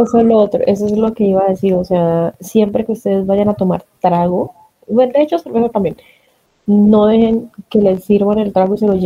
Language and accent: Spanish; Bucaramanga, Santander, Colombia; now in Bogotá, Colombia; Leandro es un amigo mío que también es de Bucaramanga